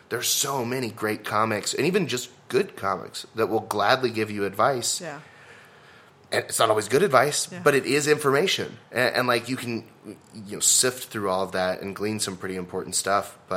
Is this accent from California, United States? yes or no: no; Southlake, Texas, United States; So I was like, oh, I grew up in Southlake. I speak rich